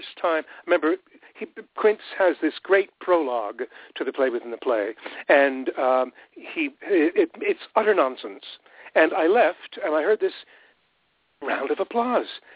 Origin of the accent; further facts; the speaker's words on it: Montreal, Quebec, Canada; moved away as an adult; also born or lived in Ottawa, Ontario; I was born in Ottawa. And we very quickly moved to Montreal, and that's where I grew up.